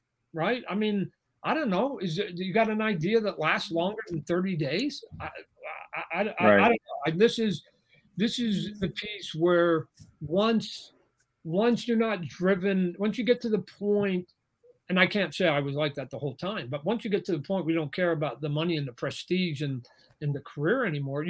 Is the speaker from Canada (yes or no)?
yes; Canada; I'm Canadian